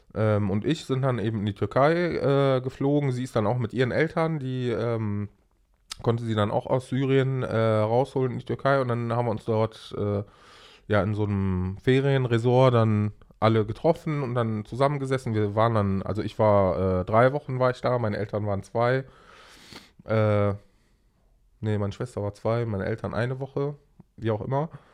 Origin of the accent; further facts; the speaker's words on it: Germany; also born or lived in Aleppo, Syria; wir sind hier aufgewachsen äh, mit, mit äh, fünf Jahren, sechs Jahren